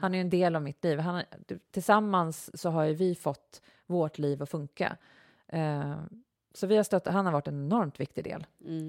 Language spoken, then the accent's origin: Swedish; Uppsala, Uppsala County, Sweden; also born or lived in Knivsta; vi flyttade från Uppsala till Knivsta